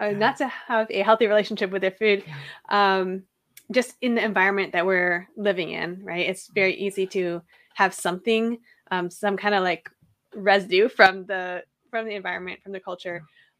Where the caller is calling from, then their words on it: Seattle, Washington, United States; And I'm coming from Seattle.